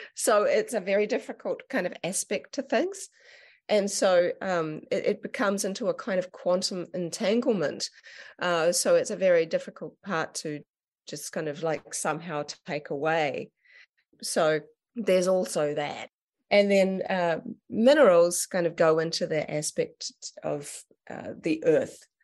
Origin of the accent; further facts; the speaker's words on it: Auckland, New Zealand; I ended up going back up to, to my hometown and up in Auckland.